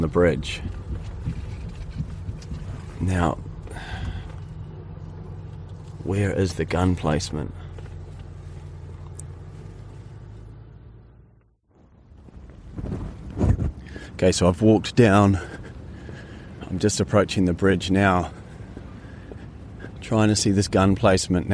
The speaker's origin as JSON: {"language": "English", "region": "Hawke's Bay", "country": "New Zealand", "tie": "born or raised there", "moved": "yes", "said": "I grew up in Hawke's Bay"}